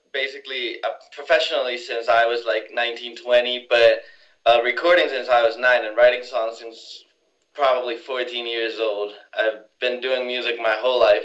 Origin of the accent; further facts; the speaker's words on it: Mexico City, Mexico; moved away as an adult; also born or lived in Los Angeles; I'm from Mexico City originally. I've been uh, going back and forth to LA for a couple of years now, but I'm originally from Mexico City